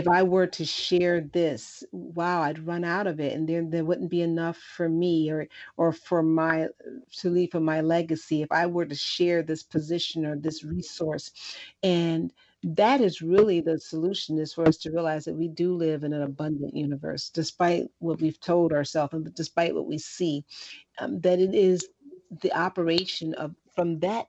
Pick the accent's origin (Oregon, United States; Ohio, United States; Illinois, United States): Illinois, United States; Chicago; I'm from the South Side of Chicago, and I grew up in extreme poverty